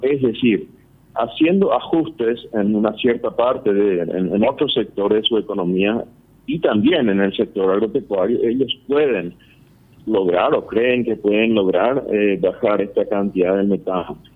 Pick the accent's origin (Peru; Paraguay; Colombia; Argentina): Paraguay